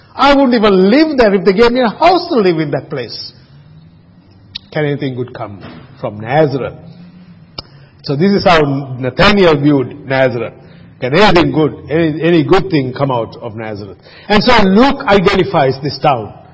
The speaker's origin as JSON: {"language": "English", "country": "Sri Lanka", "tie": "born or raised there", "moved": "yes", "lives_now": "Australia", "said": "I grew up in Sri Lanka"}